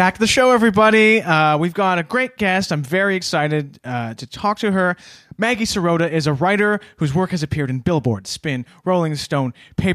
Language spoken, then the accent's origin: English; Canada; James and I, we're Canadian